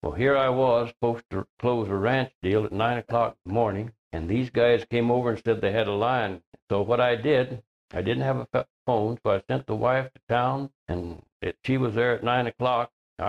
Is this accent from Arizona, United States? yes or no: yes; Nogales, Arizona, United States; also born or lived in Pennsylvania / Tucson, Arizona; now in Glenwood, United States; Well, I was born in somewhere in Pennsylvania, and I wound up in Nogales, Arizona when I was about 3 years old. I went to school in Nogales and in Tucson.